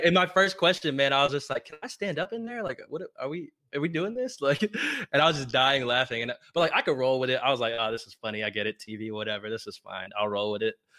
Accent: Plano, Texas, United States; also born or lived in Lubbock, Texas; I'm from Plano, Texas

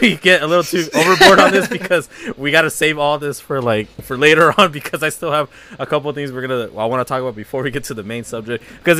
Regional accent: Southern California, United States; I grew up in Southern California. I'm still in SoCal.

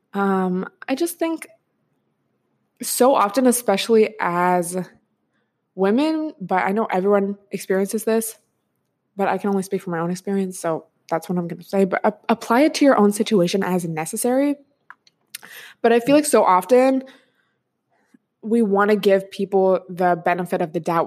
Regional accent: Washington, United States; moved away; I grew up in Washington State, so, like, West Coast gang

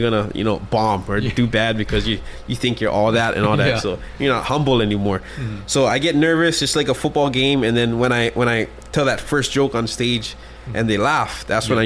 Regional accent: Hawaii, United States; I'm just local boy, born and raised

